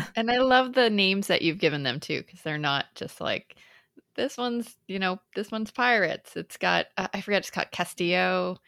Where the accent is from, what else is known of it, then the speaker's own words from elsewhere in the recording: Lowell, Massachusetts, United States; I grew up in Massachusetts